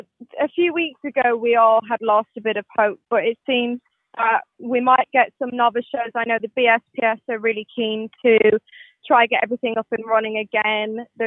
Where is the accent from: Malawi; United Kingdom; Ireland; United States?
Ireland; Malahide, Leinster; I'm originally from Malahide in Dublin